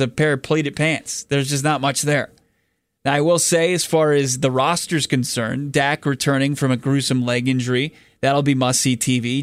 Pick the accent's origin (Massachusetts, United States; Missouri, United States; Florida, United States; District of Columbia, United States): District of Columbia, United States; Washington; I grew up in the Washington D.C. area